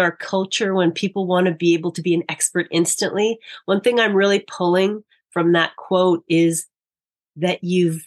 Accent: Manitoba, Canada; I grew up in Manitoba, so I know about the frozen tundra of the winters there.

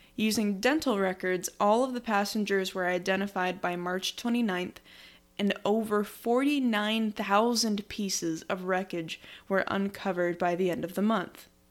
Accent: United States; as an American

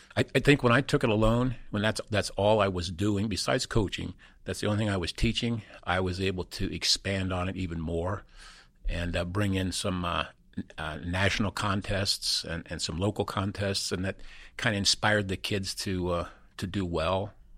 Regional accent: Peru, Indiana, United States; moved away as an adult; also born or lived in West Virginia; we migrated, uh, up to Peru, Indiana. And, uh, that's where I went to, uh, basically, uh, most of Catholic grade school and then high school there. But that's where, that, that's where I spent my boyhood days

